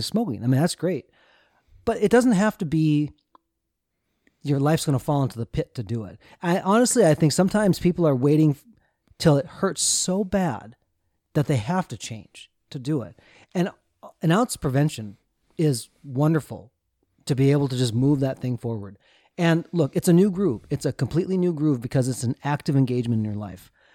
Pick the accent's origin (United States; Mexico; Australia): United States; Minnesota; Josh and I grew up in Minnesota, the land of passive aggressiveness